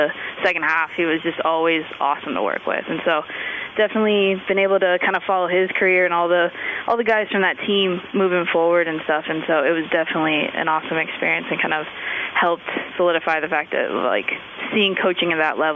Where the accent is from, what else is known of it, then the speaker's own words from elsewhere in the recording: Massillon, Ohio, United States; moved away as an adult; now in California, United States; I grew up in Massillon, Ohio